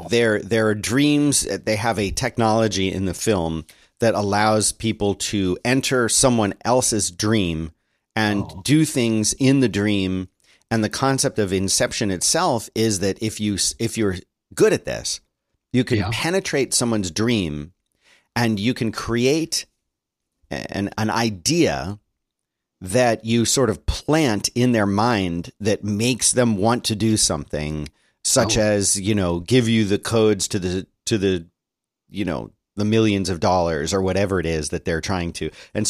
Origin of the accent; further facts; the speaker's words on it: Philadelphia, Pennsylvania, United States; accent: Philly; I'm from Philly. Come on, give me a break. I've worked really hard to lose the Philly accent.